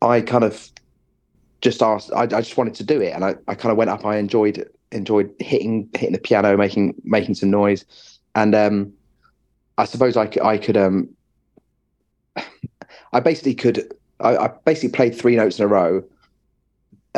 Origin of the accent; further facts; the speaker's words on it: Watford, East of England, United Kingdom; also born or lived in Westminster, London / Friern Barnet, London / Welwyn Garden City; now in Bedford, United Kingdom; moved to Watford. I lived in Watford kind of until I went to music college